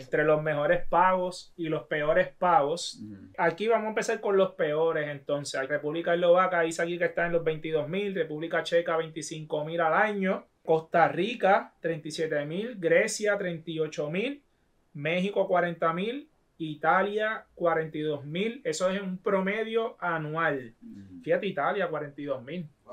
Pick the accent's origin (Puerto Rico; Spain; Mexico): Puerto Rico; Toa Baja; yo me crié en Tuabaja